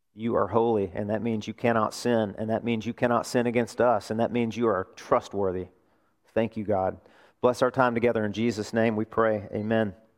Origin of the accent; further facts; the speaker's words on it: Arkansas, United States; moved away; my home state, Arkansas